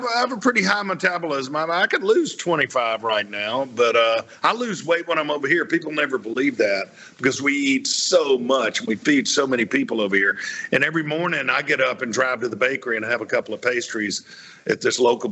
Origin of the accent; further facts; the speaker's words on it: the South, United States; growing up in the South